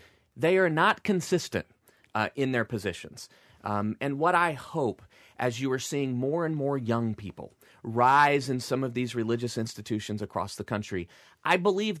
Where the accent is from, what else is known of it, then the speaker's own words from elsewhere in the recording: Deep South, United States; You know, growing up in the Deep South, I went to a Southern Baptist church Sunday morning, Sunday night, and when Mom got her way Wednesday night too.